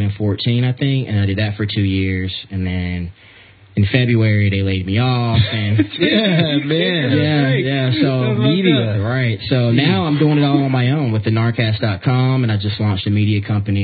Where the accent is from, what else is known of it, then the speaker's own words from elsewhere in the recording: North Carolina, United States; now in San Diego, United States; I'm originally from North Carolina.